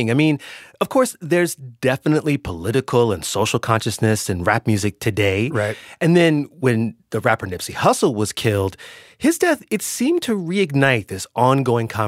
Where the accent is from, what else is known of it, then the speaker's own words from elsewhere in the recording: Indianapolis, Indiana, United States; I grew up in Indianapolis.